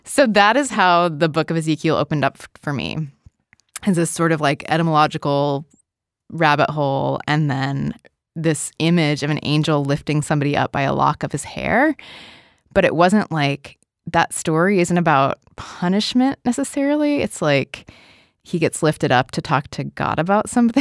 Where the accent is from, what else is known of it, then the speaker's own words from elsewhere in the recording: Portland, Oregon, United States; I grew up in Portland, Oregon